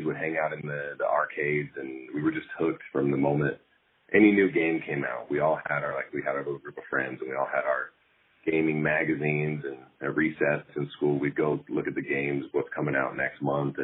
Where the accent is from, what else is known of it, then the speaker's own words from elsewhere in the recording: West Jordan, Utah, United States; moved away as an adult; also born or lived in Salt Lake City, Utah / Mountain Home, Idaho; now in Idaho, United States; I grew up in Utah, down there in West Jordan, Utah.